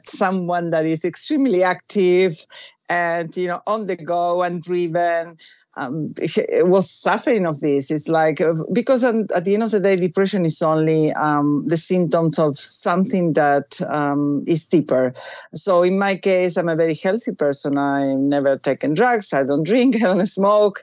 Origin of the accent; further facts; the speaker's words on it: Buenos Aires, Argentina; moved away; I was raised Catholic. I went to a Catholic school. I come from Buenos Aires, Argentina